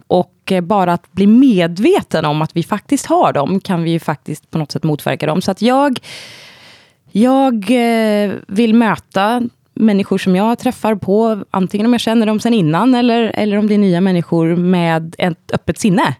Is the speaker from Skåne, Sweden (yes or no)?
no; Vargön, Västra Götaland, Sweden; moved away as an adult; also born or lived in Sri Lanka / Gothenburg / Scotland / London; now in Stockholm, Sweden; jag adopterades när jag var tre månader gammal och kom till Vargön som ligger ja, men nära Vänersborg, Trollhättan.